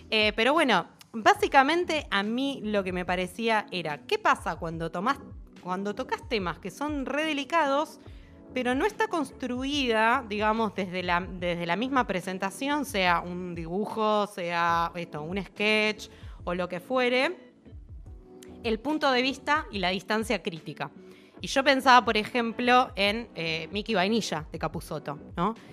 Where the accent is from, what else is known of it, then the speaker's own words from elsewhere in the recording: Buenos Aires, Argentina; also born or lived in Floresta, Buenos Aires; now in western Greater Buenos Aires, Argentina; Nací en pleno caballito.